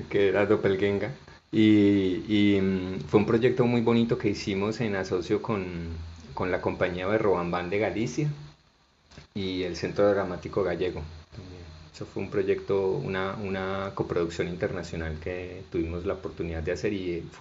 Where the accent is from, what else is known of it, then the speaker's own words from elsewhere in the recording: Barranquilla, Atlántico, Colombia; also born or lived in Bogotá / Bucaramanga; Yo nací en Bogotá, pero crecí en, entre Barranquilla y Bucaramanga. Y mi registro civil dice que nací en Bucaramanga.